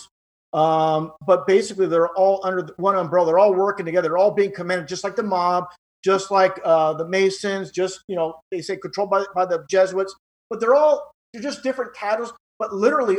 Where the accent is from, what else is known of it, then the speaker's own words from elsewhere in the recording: California, United States; I was born in California